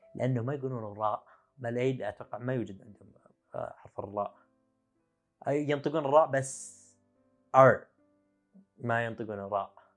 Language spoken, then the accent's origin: Arabic; Saudi Arabia; also born or lived in China; احنا كسعوديه